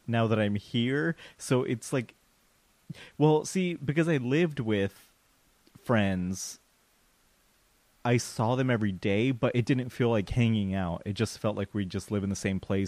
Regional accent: Colorado, United States; now in Huntington Beach, United States; I am not from Los Angeles. I'm from Colorado. I'm living in Huntington

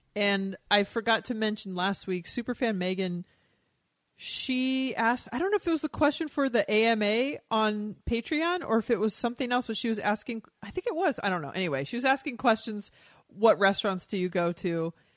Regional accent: Texas, United States; moved away; growing up in Texas

